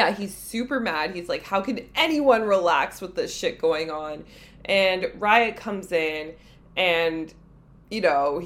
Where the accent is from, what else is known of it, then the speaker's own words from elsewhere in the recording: Canada; as a Canadian